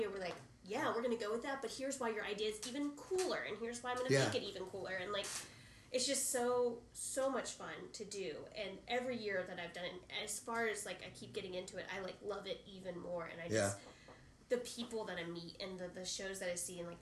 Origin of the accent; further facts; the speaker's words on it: right outside of Atlanta, Georgia, United States; I grew up right outside of Atlanta